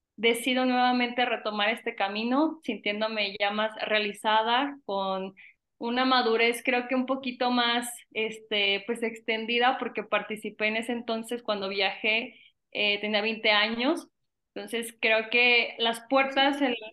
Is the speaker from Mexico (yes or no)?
yes; Venustiano Carranza, Michoacán, Mexico; soy de Venustiano Carranza, un pequeño pueblo de aquí de Michoacán